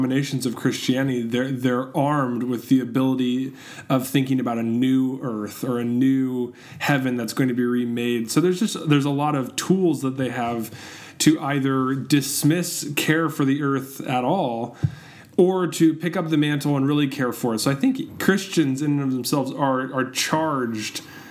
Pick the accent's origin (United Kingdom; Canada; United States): United States; Southern California; I grew up here in Southern California.